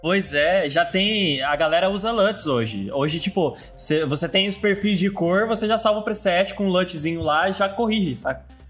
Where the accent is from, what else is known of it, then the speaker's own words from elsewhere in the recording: Londrina, Paraná, Brazil; eu sou de Londrina